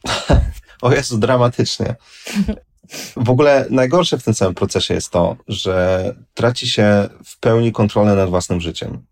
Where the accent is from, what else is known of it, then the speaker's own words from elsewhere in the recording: Warsaw, Masovian Voivodeship, Poland; jestem z Warszawy